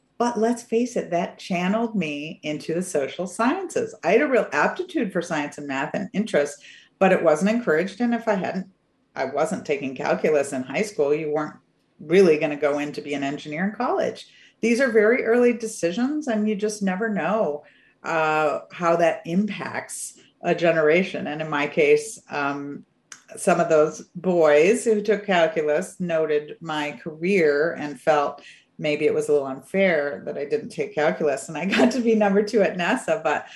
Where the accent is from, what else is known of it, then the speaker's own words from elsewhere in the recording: Michigan, United States; I grew up in Michigan.